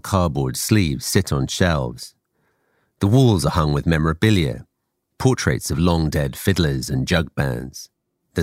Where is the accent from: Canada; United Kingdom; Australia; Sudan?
United Kingdom; England; I grew up in England